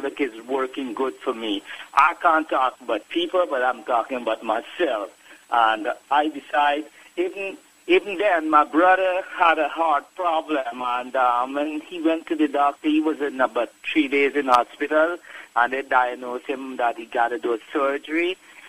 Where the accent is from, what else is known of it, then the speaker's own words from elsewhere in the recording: Guyana; Oh, yeah, I'm from Guyana, right?